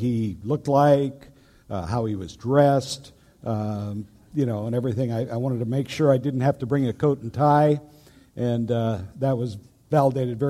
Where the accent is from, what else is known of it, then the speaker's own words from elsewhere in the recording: Lake Iliamna, Alaska, United States; moved away; also born or lived in England; home to Alaska. I was raised out on Lake Iliamna, and that was quite an experience growing up